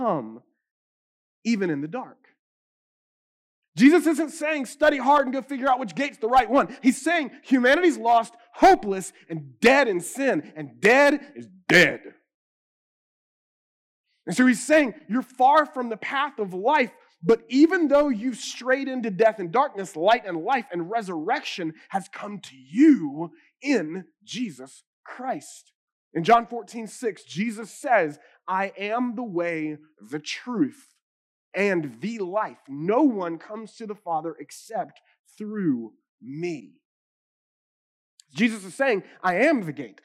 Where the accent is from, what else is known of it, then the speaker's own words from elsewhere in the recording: the Bible Belt, United States; I'm an American or even because I grew up in the Bible Belt